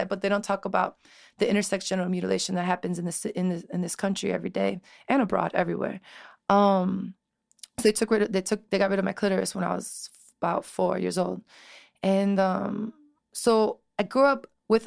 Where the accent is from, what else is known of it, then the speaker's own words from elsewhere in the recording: Chicago, Illinois, United States; also born or lived in Elmwood Park, Illinois; I grew up in Chicago